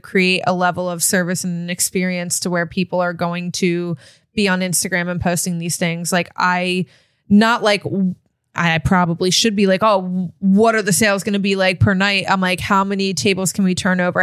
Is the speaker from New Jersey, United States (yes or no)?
yes; Cape May County, New Jersey, United States; growing up in Cape May County